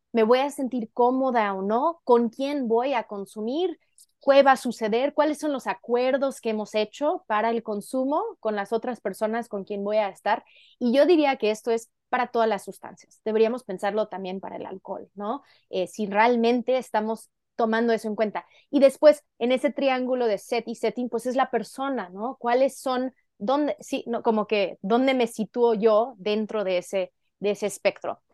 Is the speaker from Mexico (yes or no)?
yes; Coatepec, Veracruz, Mexico; moved away; yo nací aquí cerca de Coatepec, Veracruz, donde ahora vivo de nuevo